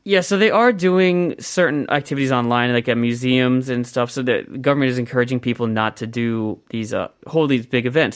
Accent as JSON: {"language": "English", "town": "Columbus", "region": "Ohio", "country": "United States", "said": "I'm from Columbus"}